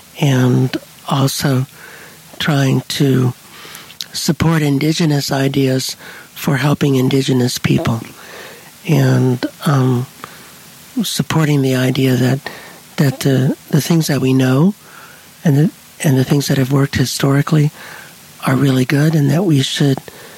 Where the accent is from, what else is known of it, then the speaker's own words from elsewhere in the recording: southeastern Kentucky, United States; and Greek thrown in, so I got a little European in here. So I grew up in southeastern Kentucky